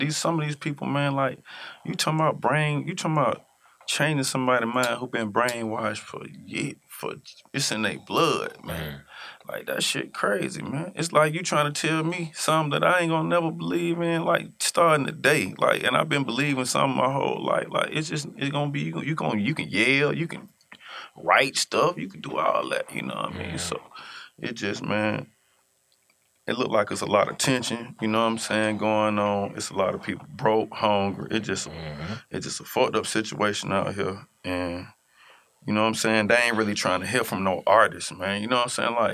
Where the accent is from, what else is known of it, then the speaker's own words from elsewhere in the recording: Atlanta, Georgia, United States; I'm from Atlanta